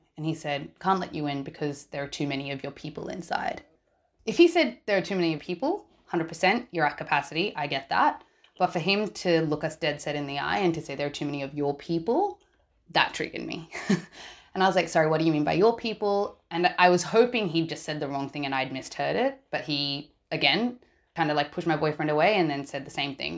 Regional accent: Australia; I am a Sri Lankan born and raised in Australia

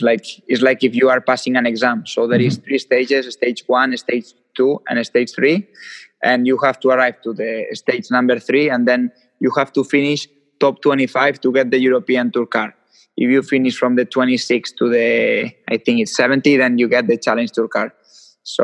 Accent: Lleida, Catalonia, Spain; And I'm from Lleida. It's a city which is 150 kilometers from Barcelona

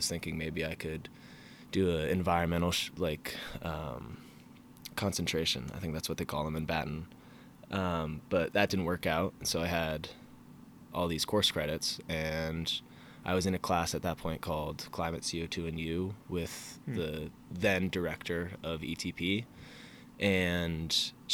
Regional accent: Falmouth, Maine, United States; moved away as an adult; now in Charlottesville, United States; I'm from Falmouth, Maine

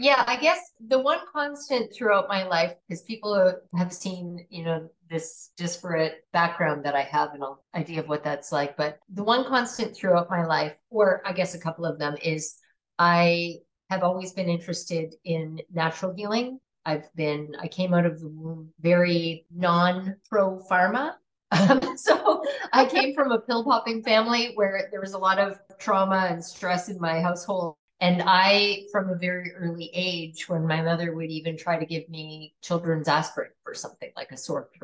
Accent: Canada; moved away; also born or lived in California / Italy; I grew up in Canada

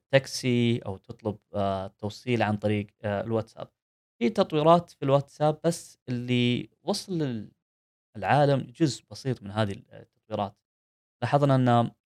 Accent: Saudi Arabia; عندنا في السعوديه

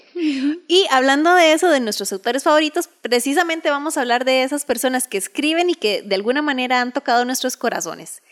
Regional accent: Costa Rica; nosotros somos de Costa Rica

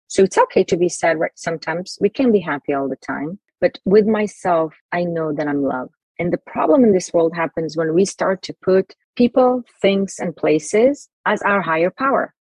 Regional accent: Jerusalem, Jerusalem District, Israel; I grew up in Israel, Jerusalem

